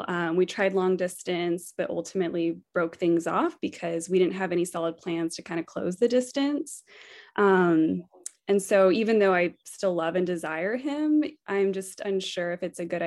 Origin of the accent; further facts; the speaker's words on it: Texas, United States; I'm originally from Texas